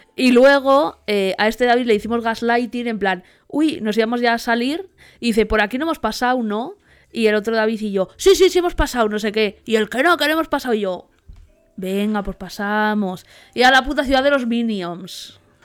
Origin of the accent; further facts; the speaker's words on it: Spain; vengo de España